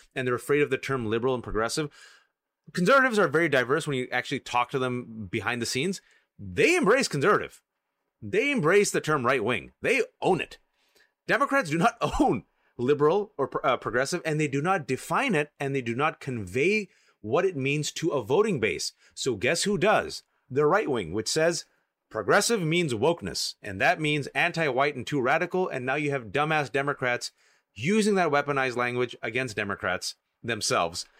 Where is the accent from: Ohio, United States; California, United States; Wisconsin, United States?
California, United States; I'm from California